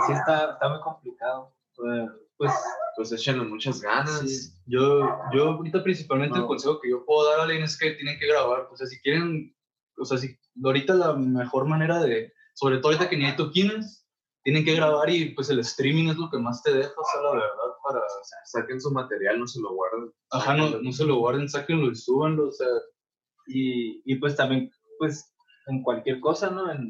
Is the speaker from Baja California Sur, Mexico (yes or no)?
yes; La Paz, Baja California Sur, Mexico; moved away as an adult; now in Guadalajara, Mexico; todos somos de La Paz, de California